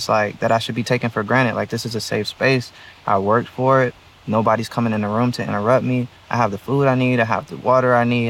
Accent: Atlanta, Georgia, United States; also born or lived in Baltimore; I come from Atlanta. I come from Baltimore.

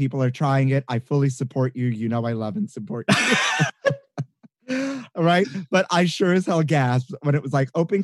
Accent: New York City, New York, United States; growing up Puerto Rican, Boricua in Brooklyn.

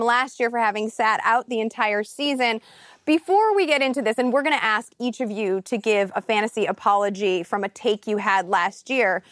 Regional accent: Chicago, Illinois, United States; Chicago, my hometown.

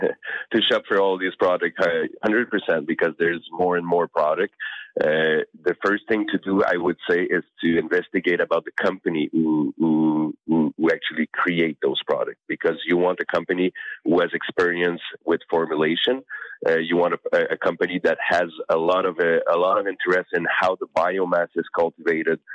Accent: Canada; I'm Canadian

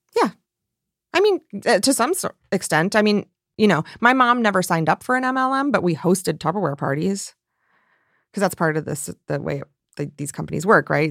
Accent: rural Michigan, United States; my family and my hometown

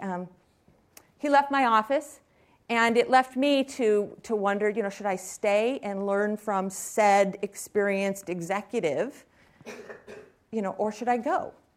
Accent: Silicon Valley, California, United States; I was raised here in Silicon Valley

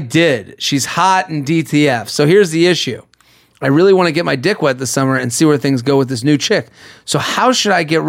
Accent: outside of Boston, Massachusetts, United States; I'm from outside of Boston.

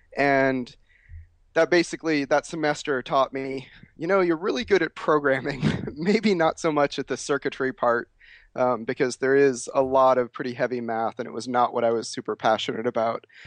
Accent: Chicago, Illinois, United States; also born or lived in Oklahoma; I was born in Oklahoma, but then we moved to Illinois to the Chicago area when I was about three years old

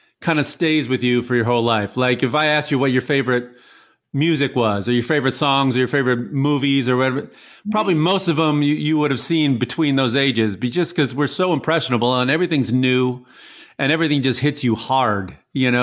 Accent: Illinois, United States; growing up in Illinois

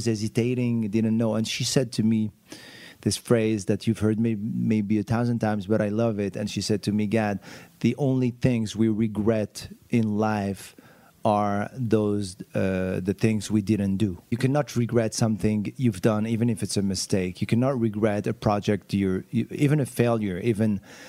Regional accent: Morocco; I grew up in Morocco. I wanted to be a jazz musician.

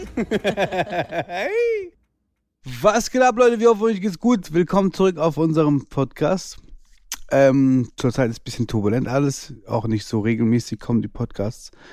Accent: Karlsruhe, Baden-Württemberg, Germany; ich bin 1992 geboren in Karlsruhe.

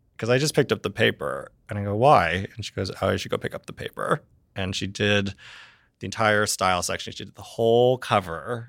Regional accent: Reading, Pennsylvania, United States; I born and raised in Reading, Pennsylvania

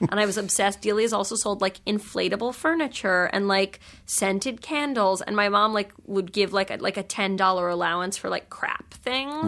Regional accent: New York, United States; I grew up in New York

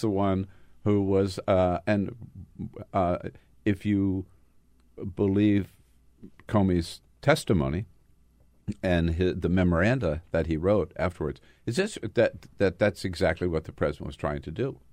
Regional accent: California, United States; As a Californian

